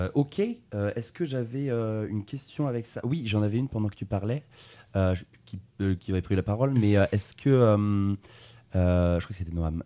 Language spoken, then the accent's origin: French; Tours, Centre-Val de Loire, France; je suis de Tours